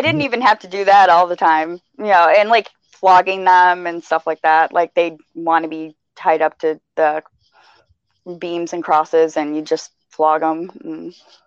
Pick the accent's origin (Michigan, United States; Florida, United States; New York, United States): Michigan, United States; I'm from Michigan, driving in snow